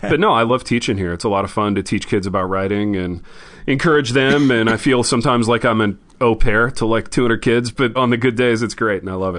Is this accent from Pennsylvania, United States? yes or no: no; Indiana, United States; I grew up in Indiana